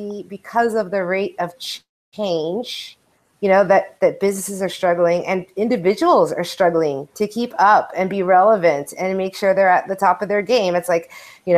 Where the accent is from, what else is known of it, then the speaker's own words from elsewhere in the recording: El Paso, Texas, United States; moved away; my hometown, the West Texas town of El Paso